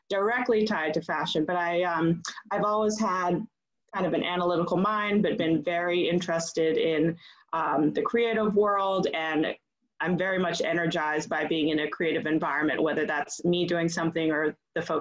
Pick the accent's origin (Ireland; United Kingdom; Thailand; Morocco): Thailand; Bangkok; I grew up abroad. I grew up in Bangkok. My mother was Thai. My father was from is from Boston, a New Englander.